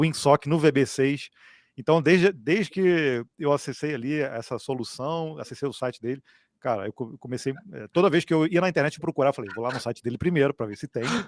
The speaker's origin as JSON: {"language": "Portuguese", "town": "Petrópolis", "region": "Rio de Janeiro", "country": "Brazil", "said": "nós somos aqui de Petrópolis, na região de Serrana, Serrana do Rio de Janeiro"}